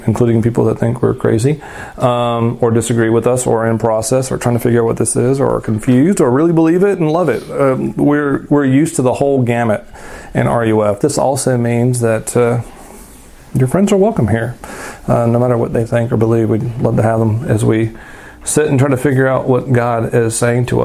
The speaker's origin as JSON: {"language": "English", "region": "the South", "country": "United States", "tie": "born or raised there", "said": "I grew up in the South and in rural places"}